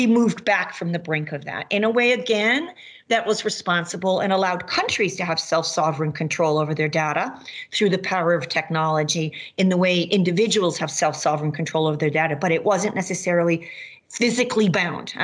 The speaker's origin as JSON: {"language": "English", "region": "Massachusetts", "country": "United States", "tie": "born or raised there", "moved": "yes", "lives_now": "Maine, United States", "said": "where I grew up in Massachusetts"}